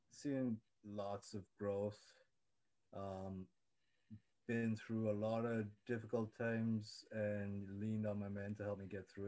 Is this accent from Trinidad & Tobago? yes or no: yes; Trinidad & Tobago; moved away as an adult; now in Toronto, Canada; I grew up in Trinidad, came to Toronto when I was 19.